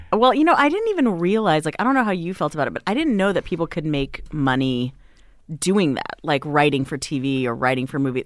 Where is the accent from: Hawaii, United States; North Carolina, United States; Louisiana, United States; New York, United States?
Hawaii, United States; moved away as an adult; also born or lived in Las Vegas, Nevada; now in Los Angeles, United States; Then my family moved to Hawaii 'cause my dad got another job.